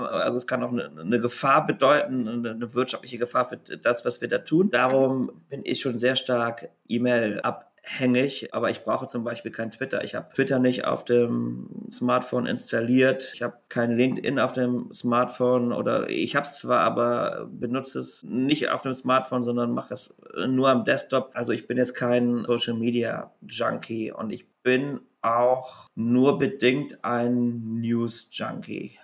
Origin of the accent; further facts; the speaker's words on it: Rhineland, Germany; ich als Rheinländer natürlich auch katholisch bin